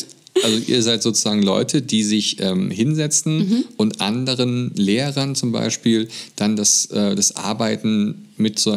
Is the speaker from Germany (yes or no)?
yes; Germany; ich kann mich jetzt einfach anmelden jetzt hier als Deutscher